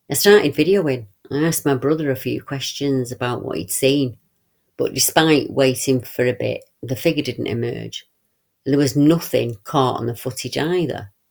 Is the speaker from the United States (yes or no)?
no; Rugeley, West Midlands, United Kingdom; I was brought up in Rugeley during the 1960s, which is very close to Cannock Chase in Staffordshire.